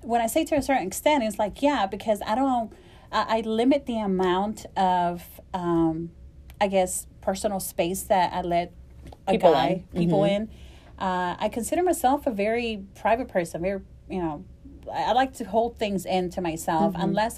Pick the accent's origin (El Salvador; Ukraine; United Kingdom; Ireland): El Salvador; moved away; I am originally from El Salvador